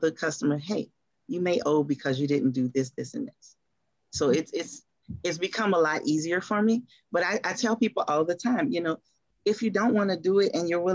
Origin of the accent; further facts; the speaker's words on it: New Orleans, Louisiana, United States; moved away as an adult; now in Atlanta, United States; we are from New Orleans. And we can tell people that we're from New Orleans because we're NOLA girls through and through